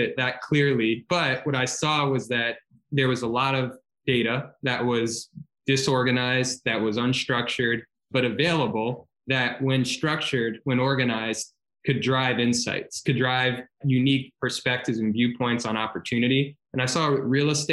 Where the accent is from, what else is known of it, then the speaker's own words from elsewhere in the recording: Baton Rouge, Louisiana, United States; moved away; I'm from Baton Rouge, Louisiana, originally